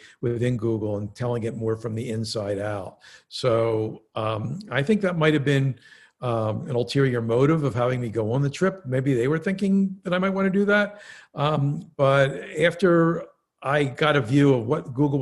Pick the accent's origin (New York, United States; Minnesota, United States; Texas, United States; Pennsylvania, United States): Pennsylvania, United States; Philadelphia; I grew up in Philadelphia in somewhat of a upwardly mobile yet working class neighborhood